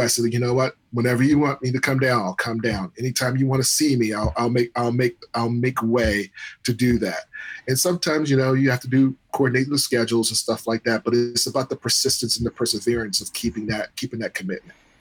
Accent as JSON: {"language": "English", "country": "United States", "said": "we're American"}